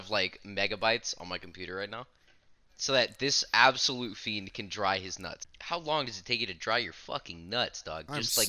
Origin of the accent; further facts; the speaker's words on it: Denmark; moved away; I was raised in the Daneland